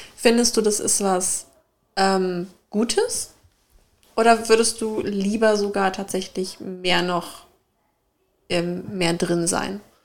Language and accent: German; Germany; aus ein äh, bisschen südlicher von zwischen, exakt zwischen Darmstadt und Mannheim